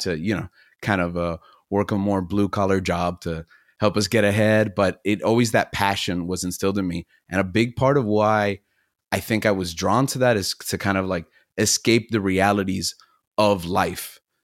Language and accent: English; Miami, Florida, United States; also born or lived in New York City; we moved here where I'm from, Miami, Florida, and I grew up most of that adolescent youth